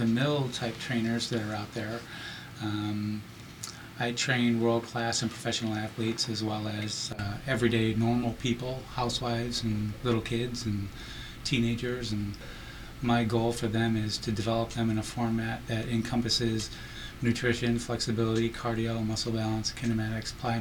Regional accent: Ithaca, New York, United States; now in Las Vegas, United States; Ithaca, New York, which is upstate, up there in the Finger Lakes region. It's my hometown, and now I live in Las Vegas

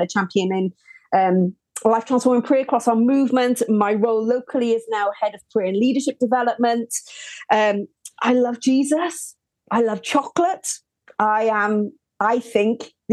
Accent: Welsh, Wales, United Kingdom; now in Birmingham, United Kingdom; I'm Welsh, but I live in the great, great city of Birmingham

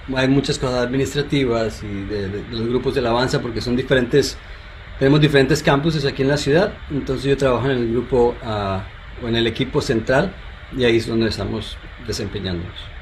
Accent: Colombia; soy colombiano

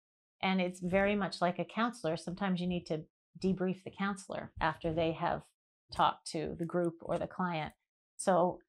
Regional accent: Vancouver, British Columbia, Canada; I grew up in Vancouver till I was 21.

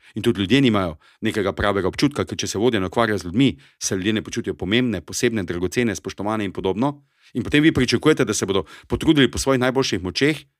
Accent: Styria, Slovenia; accent: Styrian; to je moj štajerski naglas

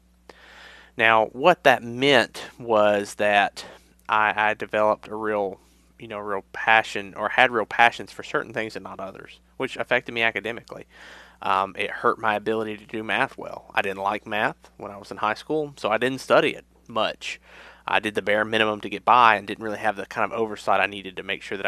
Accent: Mid-South, United States; I grew up in a very rural area in the Mid-South

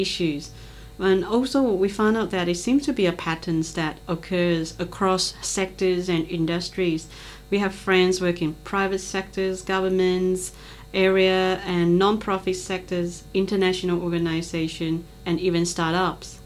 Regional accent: Malaysia; moved away as an adult; now in Australia; as a Malaysian residing and working in Australia for nearly 20 years now

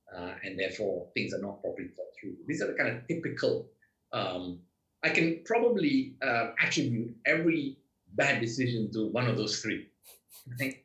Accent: Malaysia; I'm Malaysian.

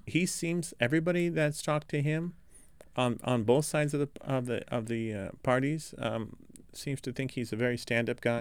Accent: Los Angeles, California, United States; I'm from Los Angeles

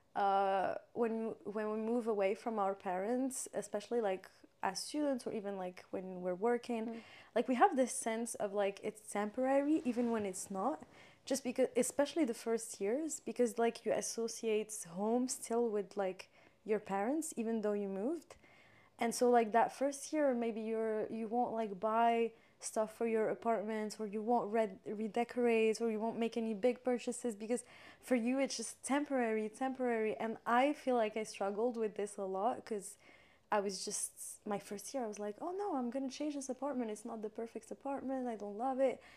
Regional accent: Morocco; moved away as an adult; growing up in Morocco

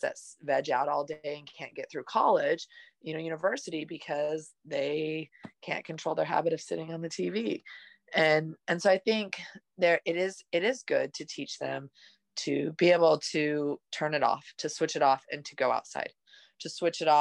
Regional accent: Utah, United States; I grew up in Utah

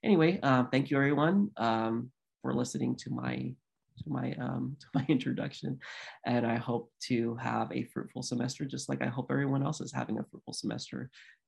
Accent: Philadelphia, Pennsylvania, United States; born there; I'm a military brat. I grew up in the military, so I grew up everywhere. I was born in Philadelphia, Pennsylvania, which is a city of brotherly love and where it all started.

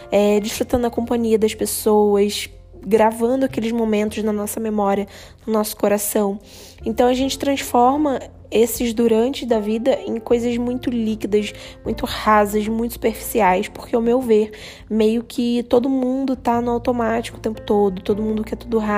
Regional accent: Rio de Janeiro, Brazil; now in Indaiatuba, Brazil; Então, eu venho do Rio de Janeiro, eu morava no Rio, né?

